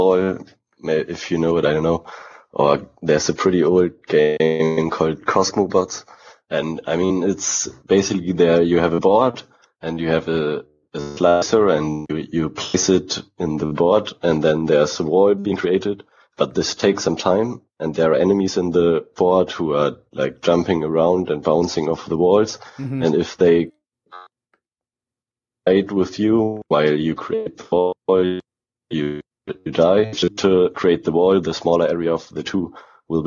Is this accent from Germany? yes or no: yes; Germany; I'm from Germany